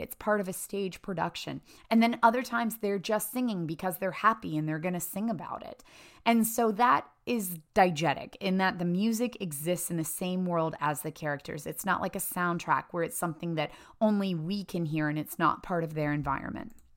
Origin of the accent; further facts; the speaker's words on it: Appalachia, United States; I grew up in Appalachia in a very, very small town